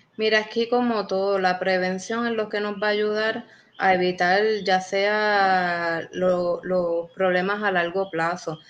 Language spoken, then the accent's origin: Spanish; Puerto Rico; somos puertorriqueños